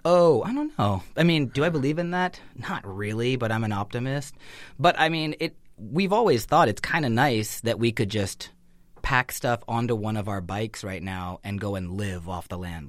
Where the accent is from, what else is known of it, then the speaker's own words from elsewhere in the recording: Northern California, United States; growing up in Northern California, you just have that opportunity to be outside a lot